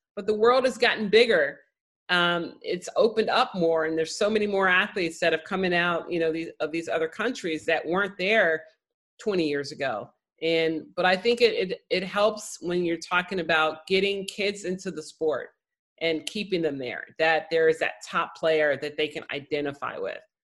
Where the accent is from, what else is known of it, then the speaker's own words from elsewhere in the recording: Chicago, Illinois, United States; I grew up in Chicago